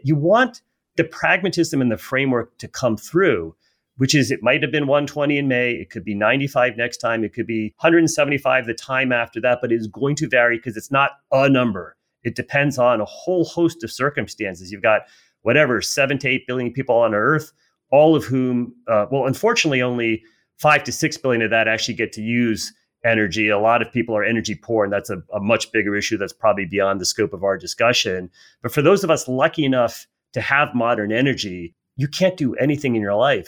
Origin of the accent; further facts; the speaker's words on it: United States; as an American